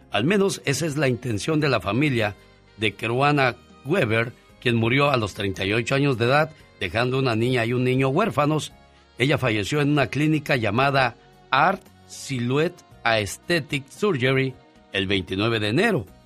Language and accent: Spanish; San Miguel de Allende, Guanajuato, Mexico; also born or lived in Los Angeles County, United States; En San Miguel el Alto, eh, en San Miguel de Allende, Guanajuato.